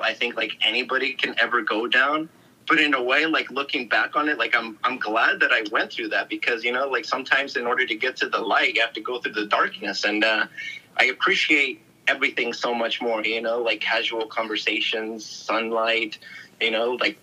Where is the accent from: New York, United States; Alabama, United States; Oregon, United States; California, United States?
California, United States; Bay Area; I grew up in the Bay Area